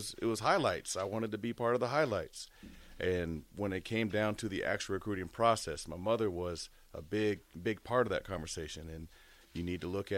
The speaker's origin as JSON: {"language": "English", "town": "Lincoln", "region": "Nebraska", "country": "United States", "tie": "born or raised there", "said": "Growing up in Lincoln"}